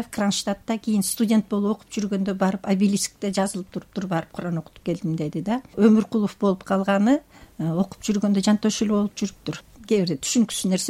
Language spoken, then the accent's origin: Kyrgyz; Bishkek, Kyrgyzstan; эгерде мен байкем бишкекке алып келбесе